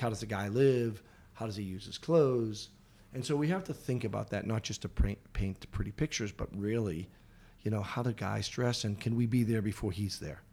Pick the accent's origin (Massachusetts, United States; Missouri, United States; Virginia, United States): Massachusetts, United States; Boston; I grew up in Boston